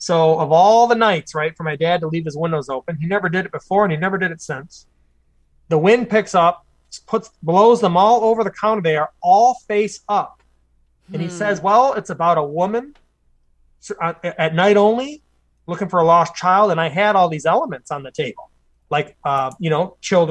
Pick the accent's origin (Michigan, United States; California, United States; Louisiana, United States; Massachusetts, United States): Michigan, United States; Clay Township; we're both from Clay Township